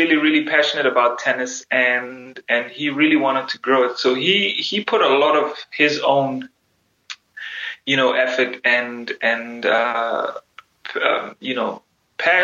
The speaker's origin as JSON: {"language": "English", "country": "South Africa", "tie": "born or raised there", "moved": "as an adult", "lives_now": "United States", "said": "growing up in South Africa at that time was quite difficult"}